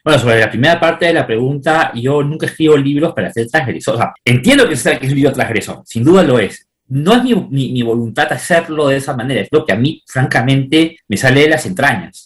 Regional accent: Peru; muchos peruanos

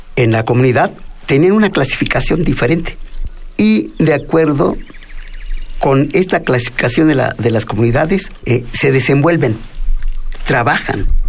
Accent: Mexico; first language Mixtec; Spanish is a second language; moved away as an adult; also born or lived in Mexico City; yo a los 19 años llego a la Ciudad de México, no hablaba bien el castellano como hasta la fecha, hablo más mi lengua materna, mi tunzabi, mi palabra de la lluvia

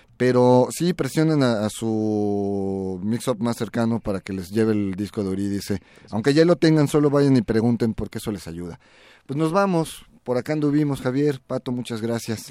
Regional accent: Mexico; como mexicanos

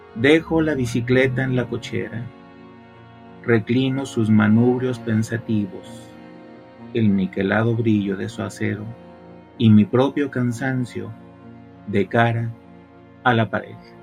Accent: Guadalajara, Jalisco, Mexico; moved away as an adult; also born or lived in Mexico City; now in Monterrey, Mexico; venía de una ciudad que todavía en aquella época, Guadalajara

